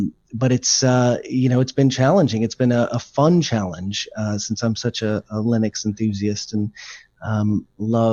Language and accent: English; Texas, United States; moved away as an adult; now in United Kingdom; I'm born in Texas, moved here about 17 years ago for work